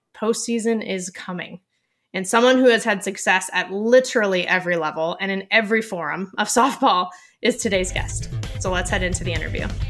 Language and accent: English; Ventura County, Southern California, United States; I'm from Southern California